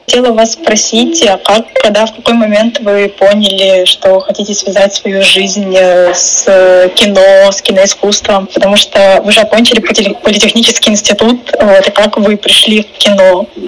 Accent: Rostov-on-Don, Rostov Oblast, Russia; now in Moscow, Russia; Я тоже из Ростова-на-Дону, но сейчас вот в Москве

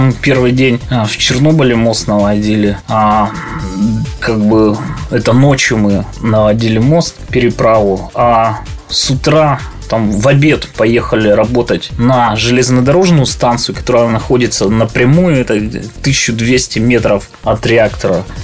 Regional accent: Cherepovets, Vologda Oblast, Russia; born or raised there; also born or lived in Kharkiv, Ukraine

